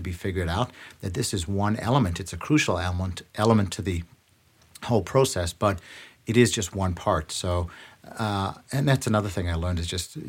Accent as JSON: {"language": "English", "country": "Canada", "said": "it's still tough to get into those rooms as a Canadian."}